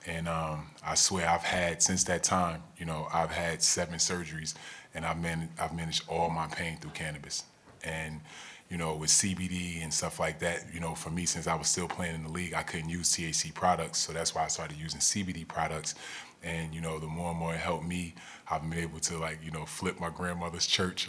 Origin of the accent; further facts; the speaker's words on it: New Jersey, United States; I grew up in New Jersey